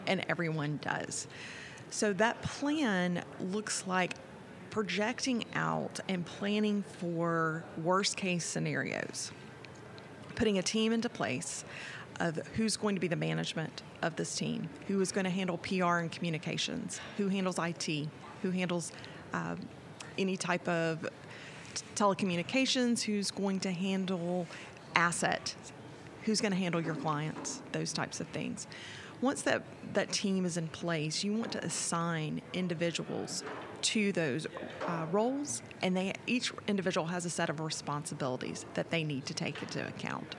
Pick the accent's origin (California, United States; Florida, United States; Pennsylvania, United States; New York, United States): Florida, United States; Being born and raised in Florida